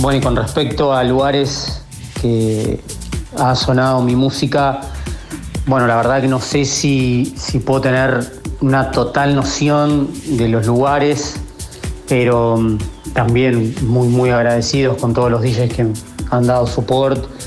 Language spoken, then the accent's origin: Spanish; Santa Rosa, La Pampa, Argentina; yo soy de La Pampa, de Santa Rosa La Pampa